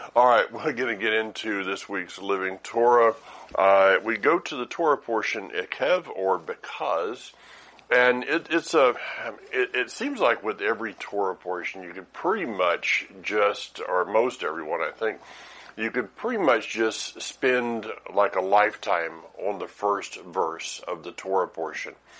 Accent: the South, United States; I am from the South

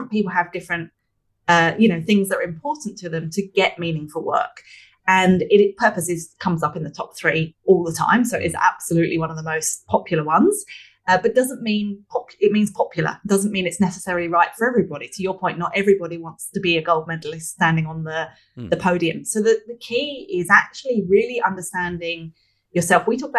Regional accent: London, United Kingdom; I'm from London originally, obviously we said earlier, so I use the analogy of flying from Sydney to London.

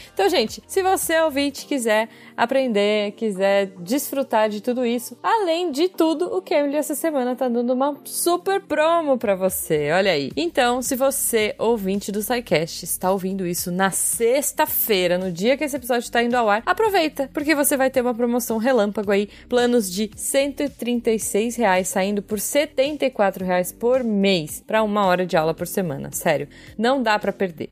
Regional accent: São Roque, São Paulo, Brazil; da terra da Artichoke

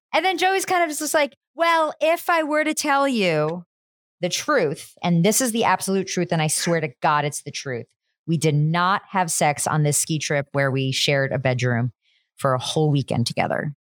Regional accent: New Jersey, United States; I'm also from New Jersey, the diner capital of the world

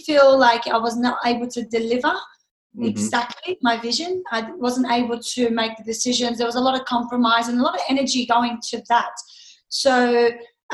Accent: Lebanon; now in Sydney, Australia; I've lived here for 30 years. I was born overseas in Lebanon

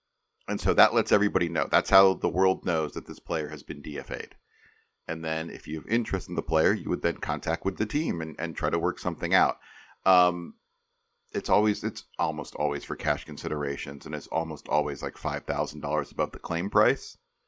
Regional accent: St. Charles, Illinois, United States; I grew up in St. Charles, Illinois, which is very close to where Kane County plays.

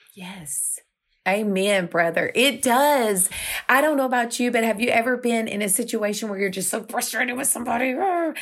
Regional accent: Houston, Texas, United States; we're Houstonians

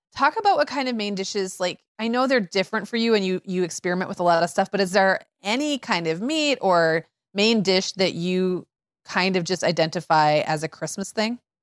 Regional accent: Midwest, United States; I grew up in Midwest eighties

